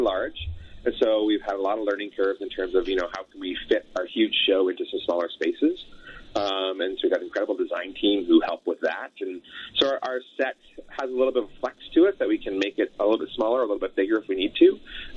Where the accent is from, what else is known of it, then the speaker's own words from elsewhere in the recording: Elliot Lake, Ontario, Canada; also born or lived in Sudbury, Ontario; now in Alberta, Canada; I grew up in Northern Ontario. My family is all from Sudbury, born in Sudbury. raised in Elliott Lake, so just a few hours west of Sudbury there.